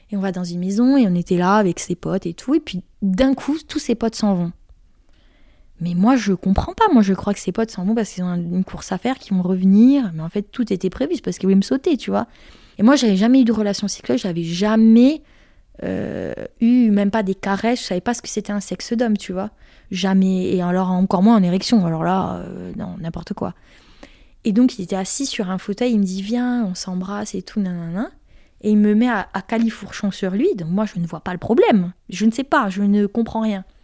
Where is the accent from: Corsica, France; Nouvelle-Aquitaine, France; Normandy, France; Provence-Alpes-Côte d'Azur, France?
Corsica, France; moi je suis corse, hein, on ne me fait pas sauter comme ça, t'inquiète pas.